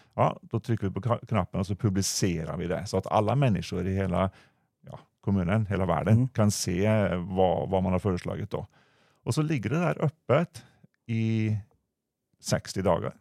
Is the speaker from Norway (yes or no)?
yes; Norway; accent: Norwegian; now in Sweden; Jag kommer från landet västerut